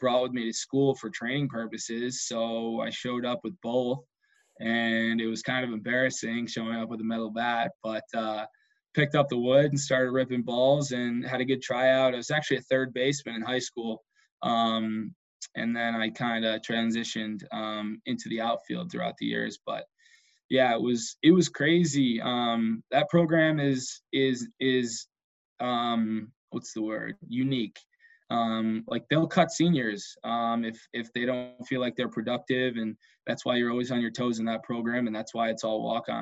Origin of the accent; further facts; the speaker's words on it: Rochester, United States; moved away as an adult; I came from Rochester